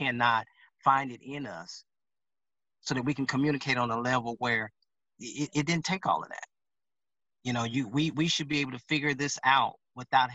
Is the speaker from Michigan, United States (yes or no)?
no; Louisiana, United States; now in Dallas, United States; I'm from Louisiana.